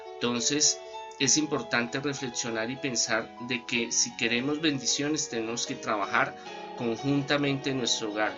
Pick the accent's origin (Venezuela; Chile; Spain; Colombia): Colombia; nosotros los colombianos